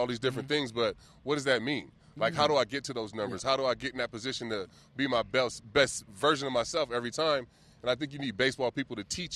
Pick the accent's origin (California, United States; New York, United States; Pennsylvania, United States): California, United States; Vallejo; I grew up in the Crest. I grew up in Vallejo